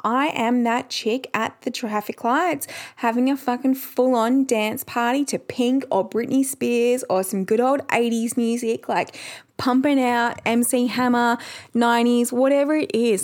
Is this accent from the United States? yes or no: no; Perth, Western Australia, Australia; we are from Perth.